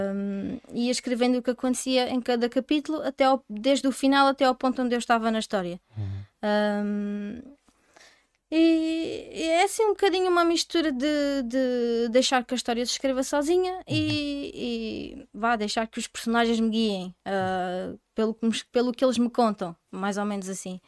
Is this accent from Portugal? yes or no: yes; Odemira, Alentejo, Portugal; sou natural aqui de, de Odmira